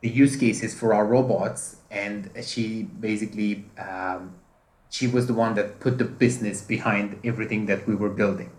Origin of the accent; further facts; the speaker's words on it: Romania; now in United Kingdom; I'm originally from Romania